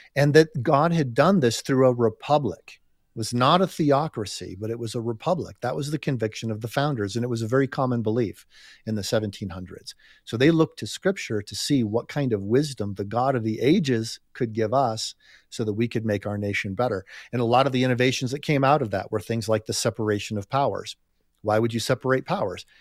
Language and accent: English; United States; I'm just speaking as an American here